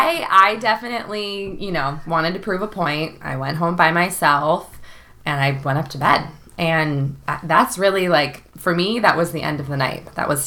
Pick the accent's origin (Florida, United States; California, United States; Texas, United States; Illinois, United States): Illinois, United States; Chicago; I go to Miami, and I'm from Chicago, and all of my friends and their boyfriends immediately did not like him.